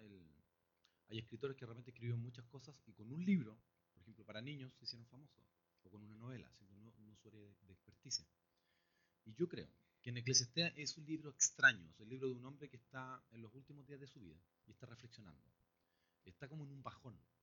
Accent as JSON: {"language": "Spanish", "country": "Chile", "said": "si somos chilenos"}